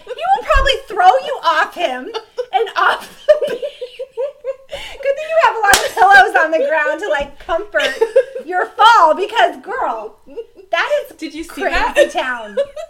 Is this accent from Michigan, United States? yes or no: no; Florida, United States; I grew up, I was born and raised in Florida